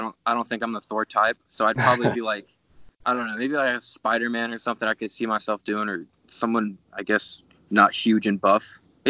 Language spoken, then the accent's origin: English; Calgary, Alberta, Canada; I'm from Calgary, Alberta. I'm 27 years old